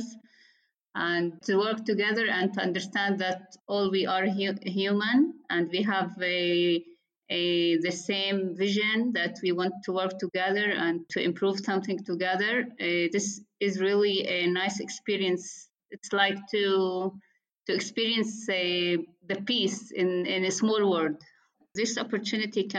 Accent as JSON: {"language": "English", "town": "Nazareth", "region": "Northern District", "country": "Israel", "said": "I am Arab-Israeli."}